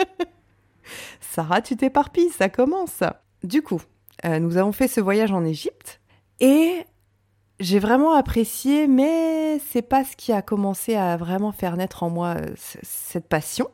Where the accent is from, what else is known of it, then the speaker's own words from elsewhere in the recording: Reims, Grand Est, France; moved away as an adult; Je suis rentrée à Reims parce que je suis originaire de Reims